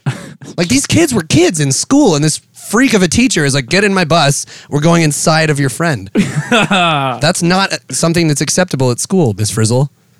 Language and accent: English; Melbourne, Victoria, Australia; Love your show. Listen to every episode. I'm from Melbourne, Australia.